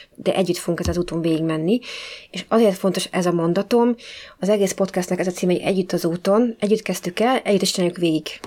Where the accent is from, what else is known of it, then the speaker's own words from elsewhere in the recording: Budapest, Hungary; moved away; mindenketten ugye hát budapestiek vagyunk, és vannak olyan részei, amiket tényleg csak úgy mi ismerünk, hogy ahol felnőttünk.